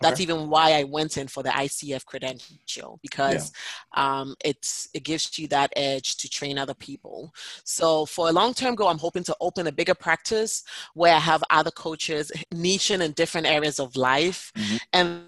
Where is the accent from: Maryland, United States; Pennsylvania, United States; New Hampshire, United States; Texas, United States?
New Hampshire, United States; Yes, I am from New Hampshire.